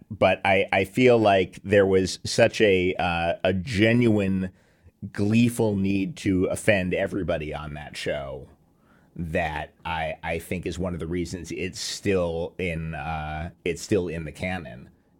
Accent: New York City, New York, United States; I grew up in Midtown Manhattan.

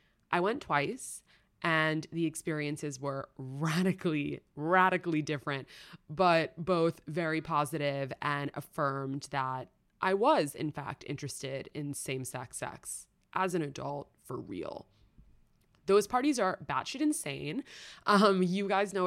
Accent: New York City, New York, United States; I grew up in New York City

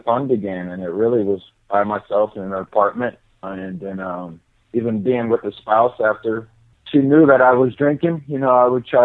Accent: Lawrence, Kansas, United States; moved away as an adult; now in Montana, United States; I'm from Lawrence, Kansas, born and raised, and then I moved here to Montana just about 5 years ago

